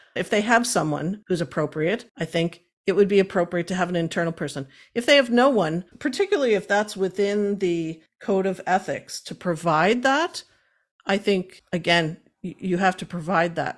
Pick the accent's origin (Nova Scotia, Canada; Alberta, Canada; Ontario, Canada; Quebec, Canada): Nova Scotia, Canada; Cape Breton; moved away as an adult; now in Halifax, Canada; I originally was born and raised in Cape Breton. I'm not a mainlander.